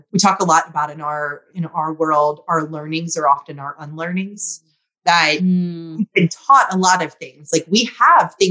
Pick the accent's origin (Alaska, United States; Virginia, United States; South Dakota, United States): Virginia, United States; moved away; I'm from Virginia, went back home to visit family